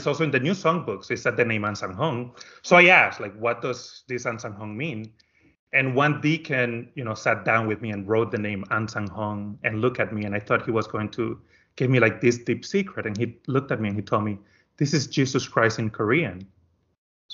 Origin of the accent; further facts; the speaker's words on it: Dominican Republic; moved away as an adult; now in United States; I am from the Dominican Republic, and I am an only child. And when I graduated high school, I decided to come to America to go to school